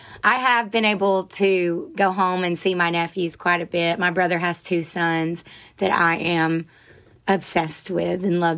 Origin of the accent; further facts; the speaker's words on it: Rossville, Georgia, United States; now in Nashville, United States; I grew up at the end of a dead end, backed up to these woods.